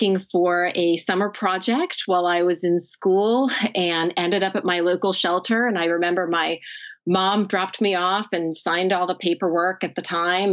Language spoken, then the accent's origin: English; New Jersey, United States; my home state of New Jersey